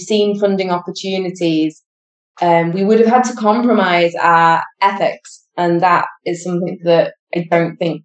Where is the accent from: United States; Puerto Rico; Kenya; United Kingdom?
United Kingdom; now in Spain; we are British citizens, but living in Spain